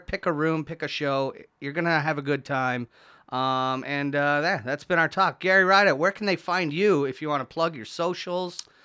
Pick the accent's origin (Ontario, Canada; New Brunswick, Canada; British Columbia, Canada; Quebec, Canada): Ontario, Canada; St. Catharines; I was born at in Saint Catharines